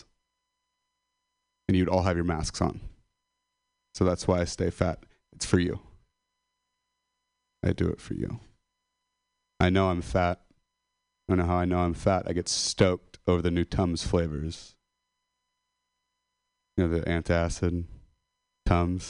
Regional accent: Modesto, California, United States; I'm a dropout from Modesto

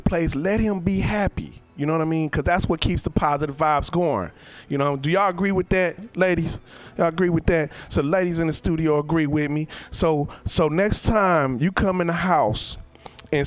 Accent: Oakland, California, United States; I'm over here from Oakland

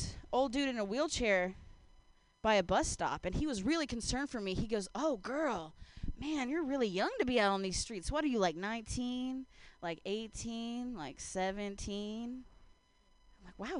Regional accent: Ohio, United States; now in San Francisco, United States; I grew up in Ohio

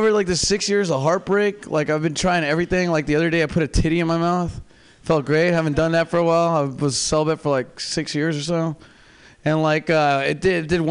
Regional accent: Seattle, Washington, United States; now in San Francisco Bay Area, United States; I'm from Seattle

